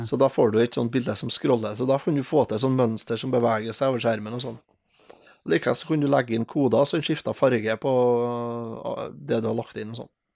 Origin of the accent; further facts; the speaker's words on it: Steinkjer, Trøndelag, Norway; Jeg er jo fra Steinkjer